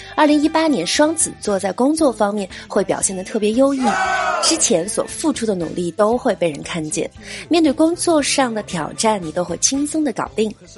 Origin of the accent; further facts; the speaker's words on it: China; 作为一个中国人